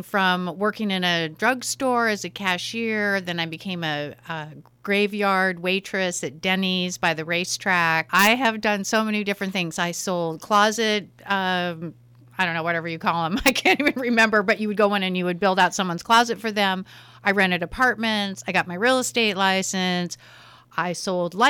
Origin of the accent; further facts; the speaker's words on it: San Diego, California, United States; moved away as an adult; also born or lived in Alameda, California; now in Napa Valley, United States; I grew up in San Diego.